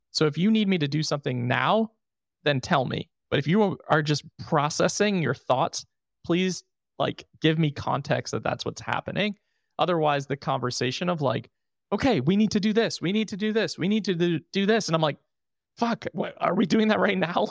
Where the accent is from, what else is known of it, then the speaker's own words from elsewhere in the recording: New York, United States; moved away; I'm from New York.